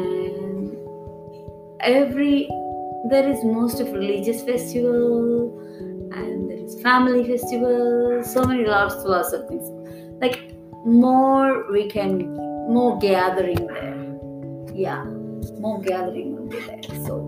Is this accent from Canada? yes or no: no; France; now in India; I'm coming from France.